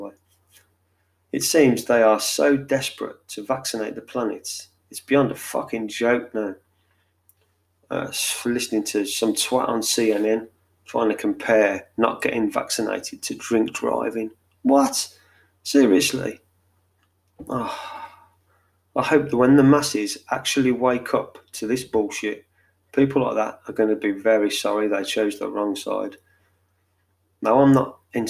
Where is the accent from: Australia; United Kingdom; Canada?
United Kingdom; England; I'm English